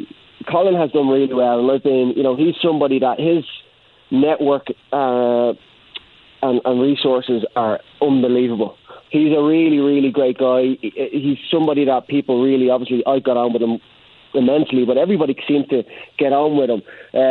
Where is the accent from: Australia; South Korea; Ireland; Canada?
Ireland; now in Indianapolis, United States; When I came over from Ireland, jumping off the plane into Indianapolis, I genuinely didn't know what to expect.